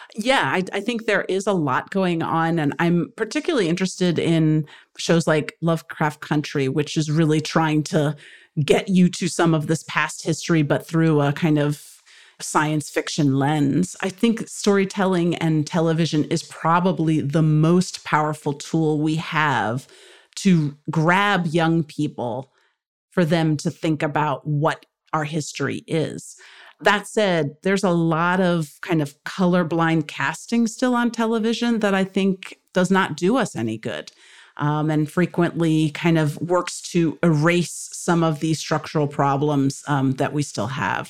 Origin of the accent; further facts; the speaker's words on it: United States; being luckily born in this country